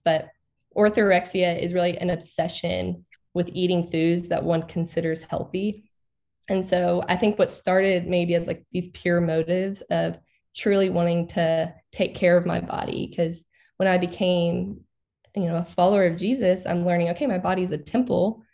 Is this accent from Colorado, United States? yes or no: no; Arkansas, United States; I grew up in Arkansas. I've never moved outside of Arkansas.